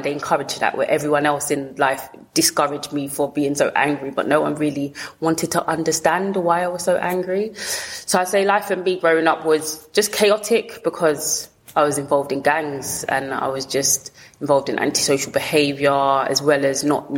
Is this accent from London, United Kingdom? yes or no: yes; London, United Kingdom; also born or lived in Lewisham, London; I grew up in Peckham.